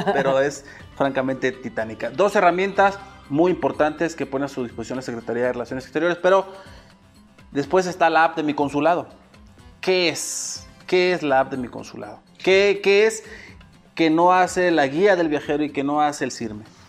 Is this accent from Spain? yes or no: no; Mexico; soy mexicano